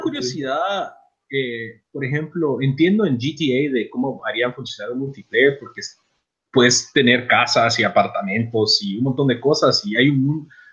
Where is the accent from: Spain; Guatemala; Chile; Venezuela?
Guatemala; now in United States; nosotros tres somos de Guatemala